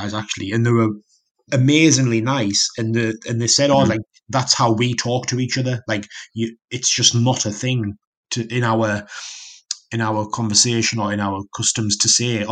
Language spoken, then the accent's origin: English; Newcastle upon Tyne, North East England, United Kingdom; moved away as an adult; I was from Newcastle